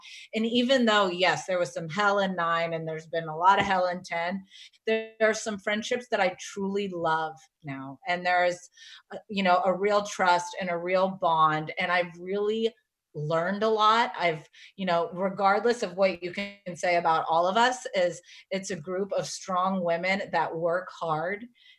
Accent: South Carolina, United States; I really didn't know the magnitude of it growing up in South Carolina.

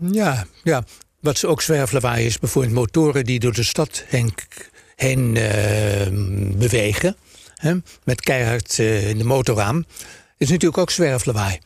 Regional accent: Amsterdam, North Holland, Netherlands; we zijn geboren en getogen in Amsterdam

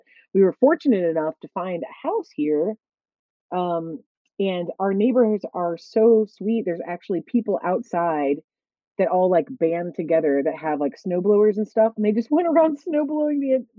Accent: Columbus, Ohio, United States; moved away as an adult; also born or lived in Chicago, Illinois; we lived in Chicago for 15 plus years, so we're very Chicago-y. But I was born here in Columbus, Ohio, C-Bus, as we call it colloquially.

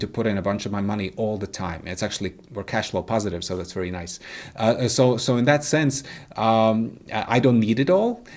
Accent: Latvia; moved away as an adult; also born or lived in United States; I was raised, uh, in the Soviet Union, right? I, I was born in nineteen eighty-five, so, so, you know, I was born in Soviet Latvia.

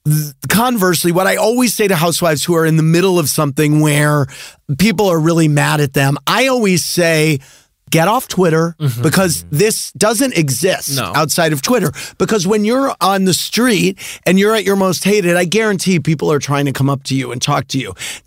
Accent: St. Louis, Missouri, United States; Sandoval's from St. Louis, my hometown.

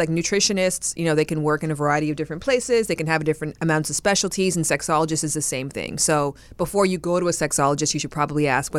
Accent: Canada; I'm from Canada.

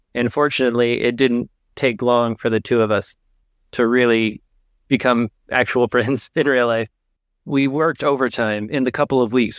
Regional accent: Indiana, United States; moved away as an adult; also born or lived in Texas; now in Michigan, United States; originally I'm from Texas, but then I grew up, did most of my growing up in Indiana

